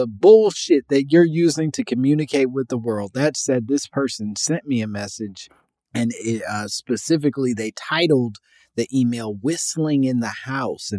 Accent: Midwest, United States; I'm from the Midwest

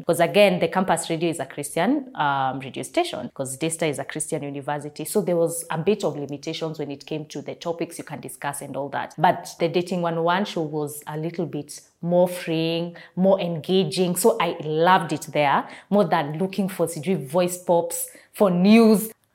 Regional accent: Kenya; I am a content creator as well as a TV host and I hail from Kenya

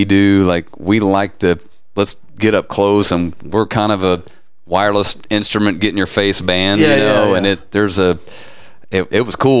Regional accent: Fort Worth, Texas, United States; also born or lived in Azle, Texas; I've lived in Fort Worth for, man, better part of, I don't know, 15 years. Yeah. You know, I grew up in Fort Worth, moved away, went to school at UNT, and then I moved back here.

